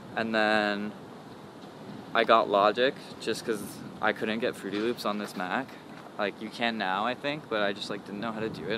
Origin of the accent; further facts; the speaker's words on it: Toronto, Ontario, Canada; I was born in Scarborough, which is like, I guess like a subdivision of Toronto.